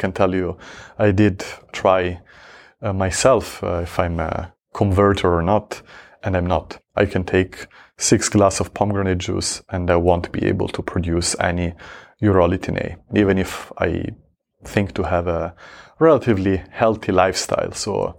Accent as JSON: {"language": "English", "country": "Switzerland", "tie": "born or raised there", "said": "I grew up in Switzerland."}